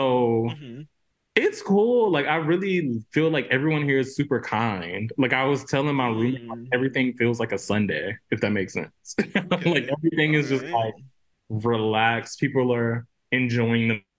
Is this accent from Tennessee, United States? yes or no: no; Macon, Georgia, United States; moved away as an adult; also born or lived in New York; I was born and raised in Macon, Georgia.